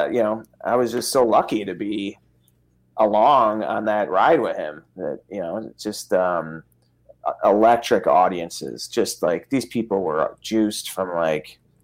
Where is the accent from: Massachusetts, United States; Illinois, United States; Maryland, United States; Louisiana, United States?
Illinois, United States; Chicago; I was from Chicago